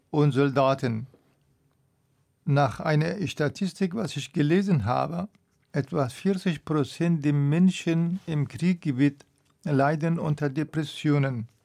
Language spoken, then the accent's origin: German; Afghanistan; ich komme aus Afghanistan.